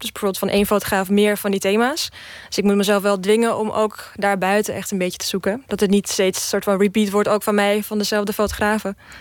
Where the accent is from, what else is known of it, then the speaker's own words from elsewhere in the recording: Czechia; now in Netherlands; ik kom sowieso uit Tsjechië